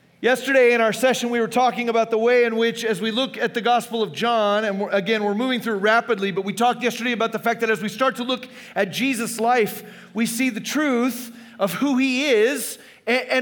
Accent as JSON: {"language": "English", "region": "Arizona", "country": "United States", "tie": "born or raised there", "said": "I grew up in Arizona"}